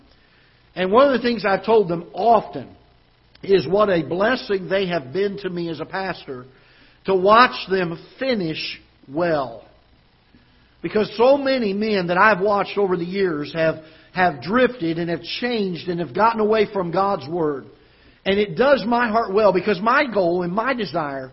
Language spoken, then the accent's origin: English; Florida, United States; now in Festus, United States; growing up in Florida, we had hurricanes down there quite often when I was growing up